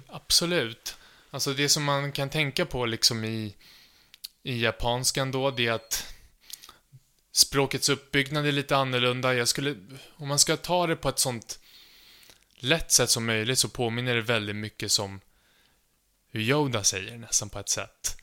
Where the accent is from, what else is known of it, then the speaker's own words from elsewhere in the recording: Sweden; jag är från Sverige och jag pluggar nu japanska på Stockholms universitet